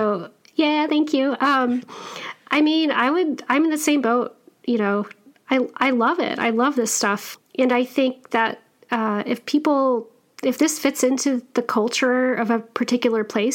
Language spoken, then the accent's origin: English; Wyoming, United States; Cowgirl like I grew up in Wyoming